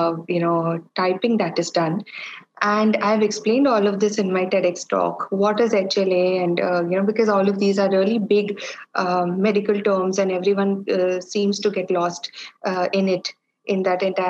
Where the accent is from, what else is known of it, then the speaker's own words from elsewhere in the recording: India; I am an Indian woman, Indian Catholic woman